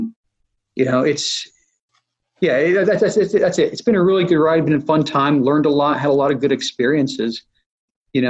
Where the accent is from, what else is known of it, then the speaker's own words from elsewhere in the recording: Utah, United States; moved away; I grew up in Utah